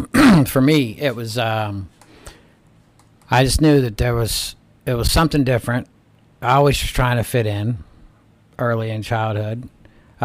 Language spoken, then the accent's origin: English; Atlanta, Georgia, United States; moved away; I'm from Atlanta, originally. Atlanta. Yeah. Atlanta. Born and raised. Yeah. Yep, old Georgia boy